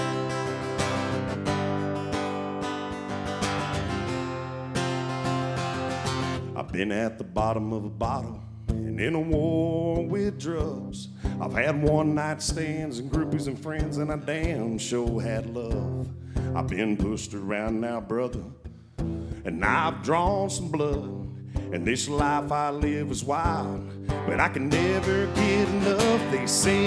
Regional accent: Macon, Georgia, United States; I'm from Macon

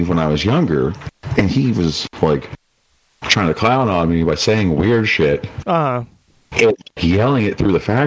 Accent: Appalachia, United States; also born or lived in Kent State (Ohio); they gave me a scholarship for being Appalachian as a minority

